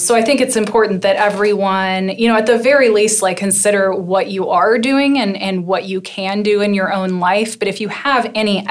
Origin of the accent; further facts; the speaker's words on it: Wichita, Kansas, United States; I grew up in Wichita, Kansas